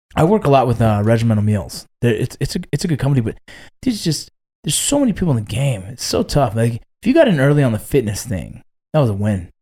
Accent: Los Angeles, California, United States; moved away; I was born in Northridge. I grew up right around Northridge

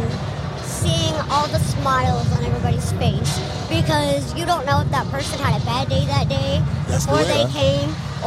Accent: Corpus Christi, Texas, United States; I'm in the Corpus Christi area

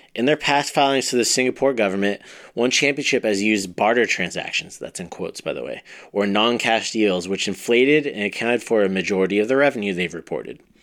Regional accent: Ventura, California, United States; I grew up in Ventura, went, it was right across the street from where I went to high school and everything too

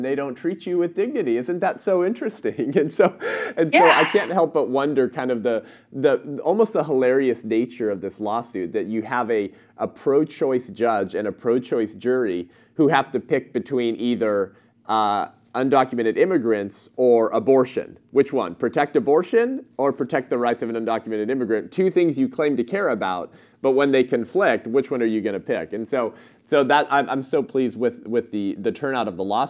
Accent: Southern California, United States; I'm born and raised in Southern California

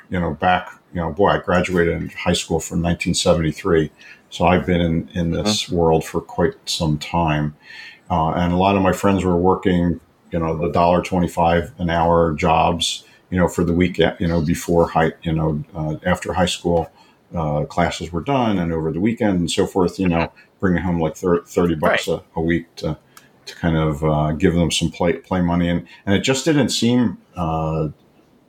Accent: Levittown, Pennsylvania, United States; moved away as an adult; now in Arizona, United States; I was born and raised in Philadelphia area in Levittown, Pennsylvania

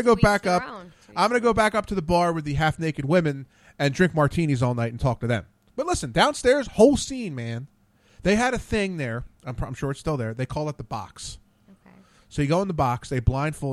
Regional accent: Ambler, Pennsylvania, United States; I'm from Ambler. I know where it is

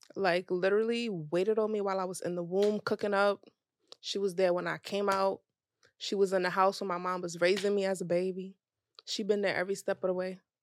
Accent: Nigeria; being Nigerian

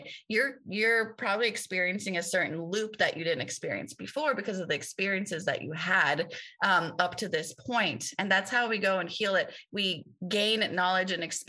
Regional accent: Tehran, Tehran Province, Iran; now in United States; I grew up in the only Hindu temple in Tehran where my father was the pujari

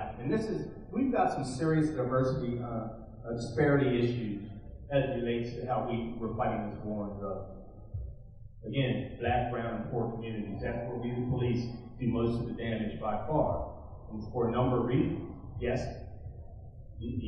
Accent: Baltimore, Maryland, United States; In Baltimore City, my hometown

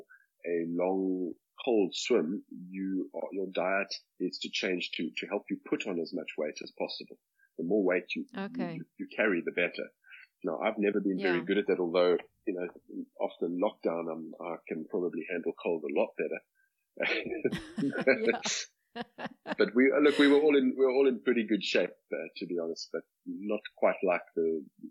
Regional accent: Cape Town, Western Cape, South Africa; I grew up in Cape Town, born and bred in Cape Town.

